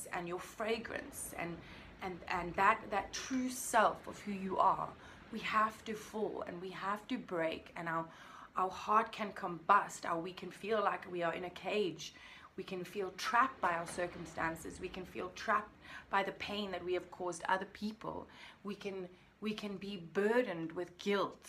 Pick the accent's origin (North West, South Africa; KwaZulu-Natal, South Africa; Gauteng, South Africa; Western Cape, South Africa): Western Cape, South Africa; Cape Town; I am from Cape Town, South Africa, the most beautiful country in the world. And I'm absolutely, unbelievably blessed to be able to call this my home